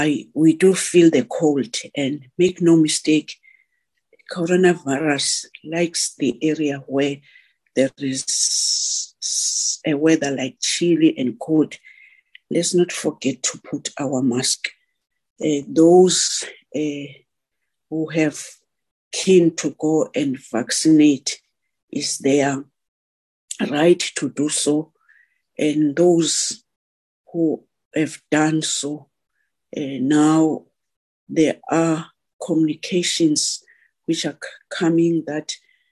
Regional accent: South Africa; We are all keen to go out as South African loving sport, a woman and man.

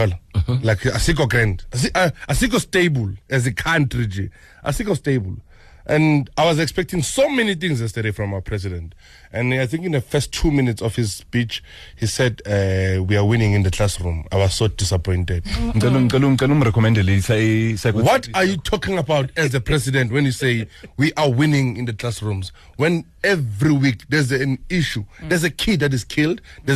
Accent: Ekurhuleni, Gauteng, South Africa; I'm from Ekurhuleni

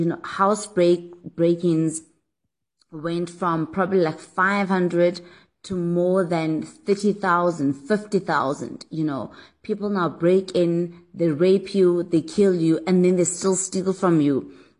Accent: South Africa; I'm from South Africa.

